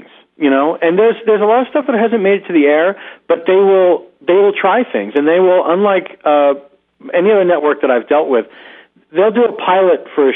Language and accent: English; Philadelphia, Pennsylvania, United States; moved away as an adult; also born or lived in Los Angeles; now in New York, United States; I grew up in Philadelphia.